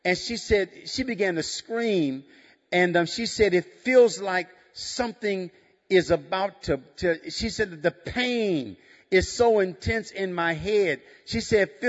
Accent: Chicago, Illinois, United States; I'm from the south side of Chicago

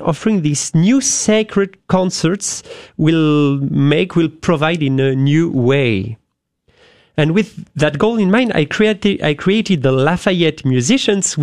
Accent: France; accent: French; English is a second language; moved away; I am French, as you have guessed with my accent.

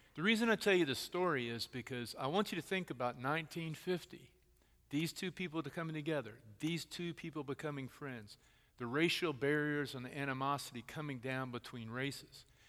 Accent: Texas, United States; I'm from Texas and we think we are our own country

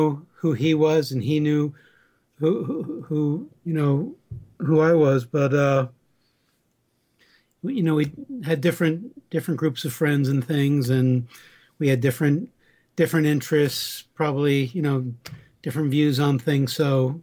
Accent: Southern Dutchess County, New York, United States; born or raised there

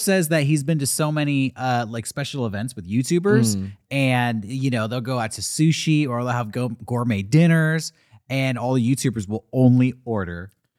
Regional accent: California, United States; I'm from Southern California.

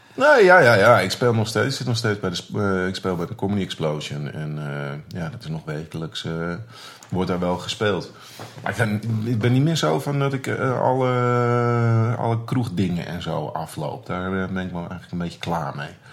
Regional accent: Muiden, North Holland, Netherlands; ik kom uit de Muiden

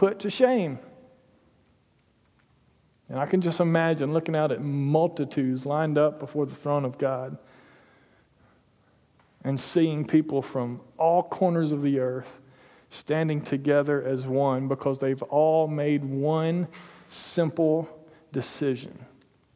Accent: Toccoa, Georgia, United States; I grew up in Toccoa, Georgia, in Stevens County Middle School.

